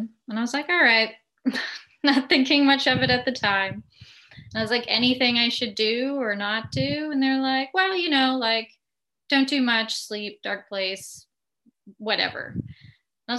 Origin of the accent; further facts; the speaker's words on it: Winnipeg, Manitoba, Canada; moved away as an adult; now in Ottawa, Canada; I always feel the need to tell people that I'm from Winnipeg. You know, you could take the girl out of Winnipeg, but you can't take the Winnipeg out of the girl.